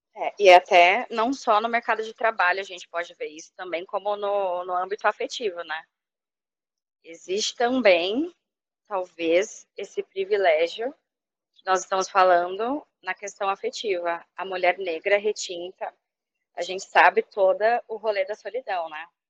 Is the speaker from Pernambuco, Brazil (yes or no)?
no; São Paulo, Brazil; moved away as an adult; now in Rio de Janeiro, Brazil; eu morei a vida toda em São Paulo